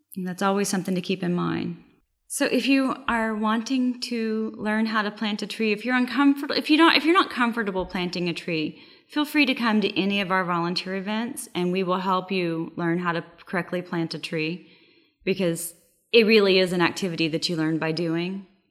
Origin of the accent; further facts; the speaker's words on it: Oklahoma, United States; now in Texas, United States; I'm from Oklahoma